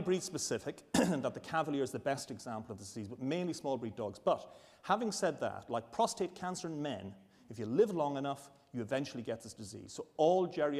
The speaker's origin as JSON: {"language": "English", "country": "Ireland", "moved": "yes", "lives_now": "Edinburgh, United Kingdom", "said": "I'm an Irish Catholic"}